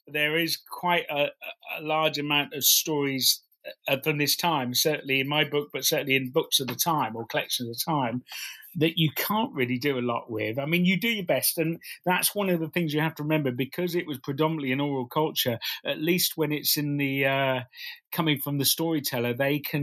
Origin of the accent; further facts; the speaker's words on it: Norwich, East of England, United Kingdom; I come from Norwich